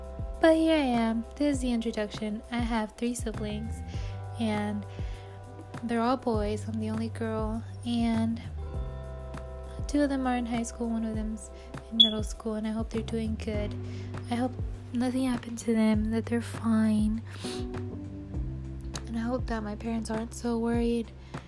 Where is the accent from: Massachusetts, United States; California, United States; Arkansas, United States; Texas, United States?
Texas, United States; born there; and yeah, I was born in Texas. That's why I don't have a weird accent. Well, sometimes you can hear it, but most of the time I sound fine